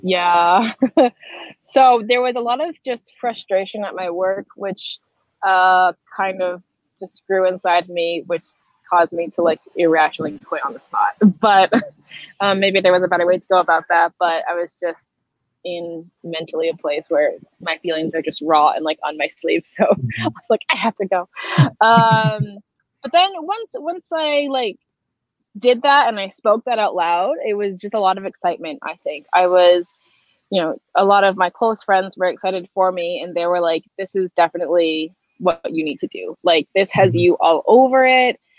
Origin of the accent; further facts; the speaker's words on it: Boston, Massachusetts, United States; moved away as an adult; now in Iceland; originally, I'm from Boston and I had like a nine to five job in Boston